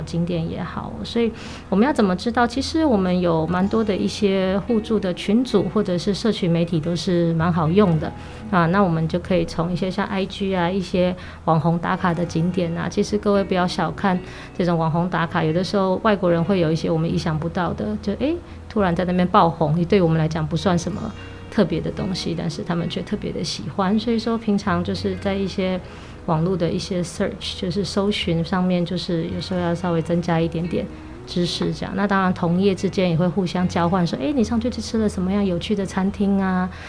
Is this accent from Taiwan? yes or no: yes; Taipei, Taiwan; 我们从小到大都在台北长大，啊，我也算是在台北就走跳了这么久的人